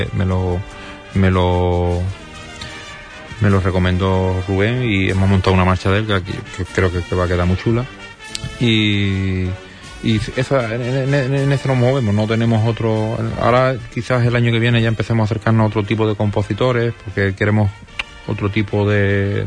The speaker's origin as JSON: {"language": "Spanish", "area": "a town neighbouring Ayamonte", "region": "Andalusia", "country": "Spain", "said": "Yo no soy de Ayamonte, yo soy, de pueblo vecino, pero soy, ayamontino de adopción"}